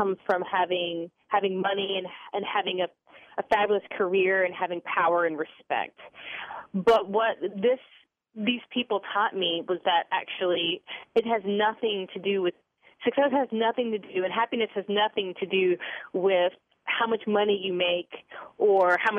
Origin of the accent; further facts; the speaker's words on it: Charlotte, North Carolina, United States; also born or lived in Winter Park, Florida; I grew up, as I mentioned before, in Charlotte, North Carolina, and I had a very privileged childhood experience